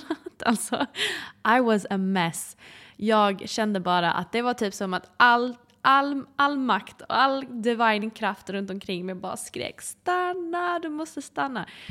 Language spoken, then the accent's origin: Swedish; Sweden; vara hemma i Sverige